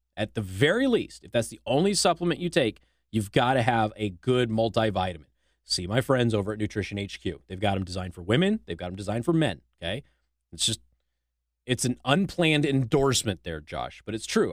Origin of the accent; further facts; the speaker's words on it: Nevada, United States; my home state of Nevada